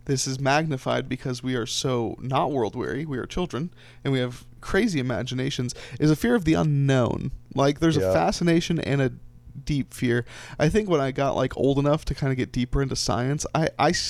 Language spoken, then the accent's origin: English; Orlando, Florida, United States; I was born and raised in Orlando, Florida.